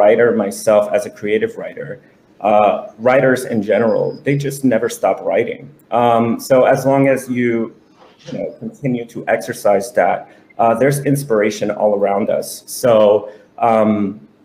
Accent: New York City, New York, United States; now in South Florida, United States; I was born and raised in Brooklyn, New York

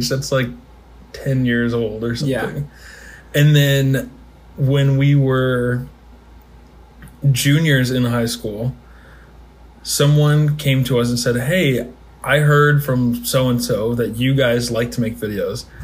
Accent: Springfield, Illinois, United States; moved away as an adult; now in St. Louis, United States; I'm from Springfield, Illinois. Uh, have a very large family. I'm 24.

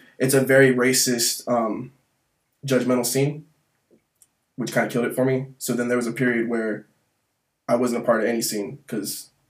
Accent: Atlanta, Georgia, United States; I'm from Atlanta. So

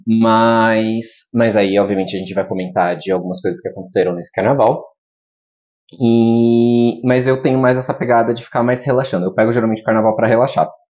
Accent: Guarulhos, São Paulo, Brazil; Eu, eu sou nascido e criado em Guarulhos.

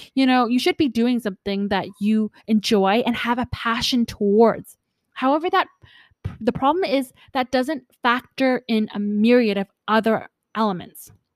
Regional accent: Canada; I'm from Canada

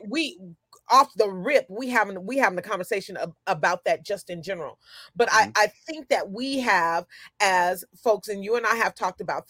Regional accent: Sacramento, California, United States; also born or lived in Oakland, California; I grew up in South Sacramento

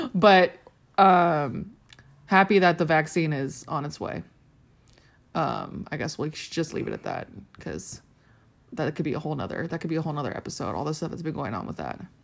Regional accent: Riverside, California, United States; I grew up in Riverside, California

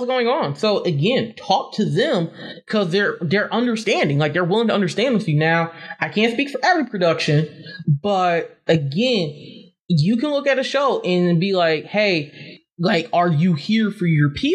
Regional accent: Las Vegas, Nevada, United States; also born or lived in Michigan / North Miami, Florida; I actually grew up in the West Coast. Like, I grew up in Vegas. So I'm Michigan born. Like, I was here until, like, I was seven, grew up in lived in Miami for 2 years. And for the rest of my life, I grew up in Las Vegas

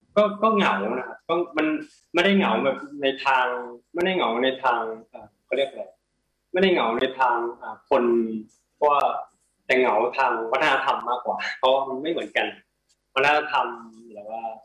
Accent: Thailand; now in Portland, United States; ไทยอะไรเงี้ยมันมีมันมีความอบอุ่นแบบแบบบอกไม่ถูกเพราะเราเราโตที่นี่

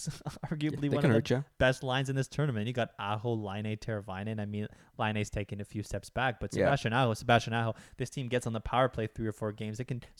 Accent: Canada; Obviously, we're Canadian.

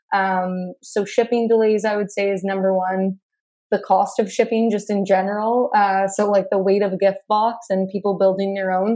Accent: Burlington, Ontario, Canada; now in Hamilton, Canada; I grew up in Burlington, Ontario. Um, I'm currently located in Hamilton

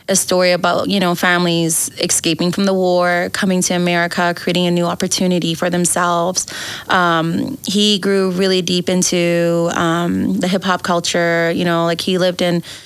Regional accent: Wyoming, United States; I think I'm from Wyoming

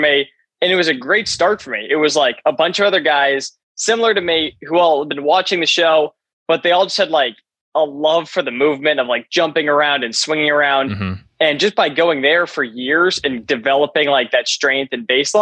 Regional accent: McLean, Virginia, United States; I was born in McLean, Virginia, which is right up north, right, like 20 minutes outside of Washington, D.C.

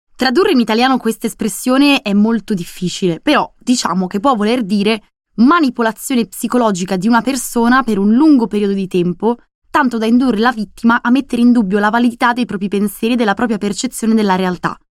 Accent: Veneto, Italy; moved away as an adult; also born or lived in Madrid, Spain; andarmene dal mio paesino natale in Veneto

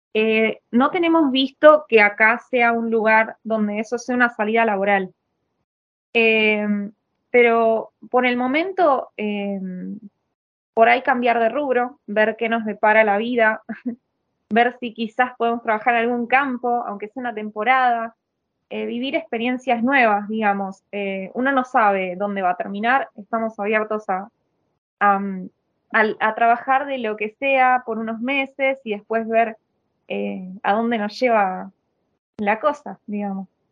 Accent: Miramar, Buenos Aires Province, Argentina; moved away as an adult; now in Italy; nosotros venimos de Miramar

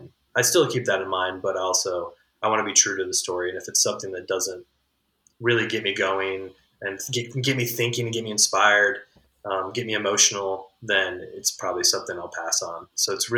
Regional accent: Midwest, United States; as like a Midwesterner

